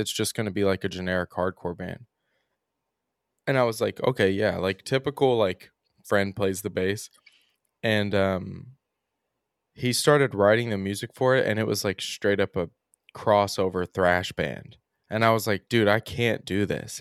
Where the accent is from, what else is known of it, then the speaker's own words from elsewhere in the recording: Oldham County, Kentucky, United States; I'm from Oldham County, which is, like, thirty minutes outside of Louisville